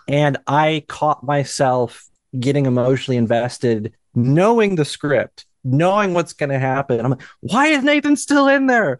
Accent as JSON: {"language": "English", "town": "Cedar Rapids", "region": "Iowa", "country": "United States", "said": "I'm from Cedar Rapids"}